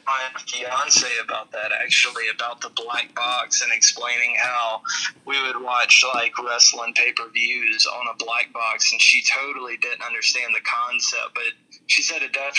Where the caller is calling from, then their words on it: Blythewood, South Carolina, United States; I am from Blythewood, South Carolina.